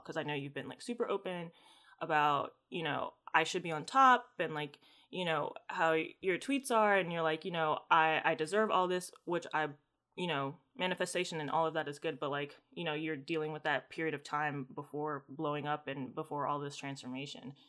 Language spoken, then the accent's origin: English; United States; I'm American